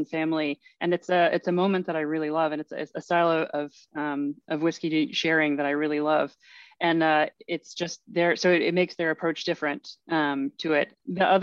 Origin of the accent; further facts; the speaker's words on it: Louisville, Kentucky, United States; moved away as an adult; now in France; my home town of Louisville, Kentucky